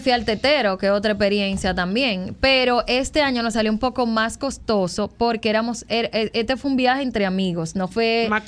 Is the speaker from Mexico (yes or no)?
no; Dominican Republic; como creadora de contenidos de viaje y como dominicana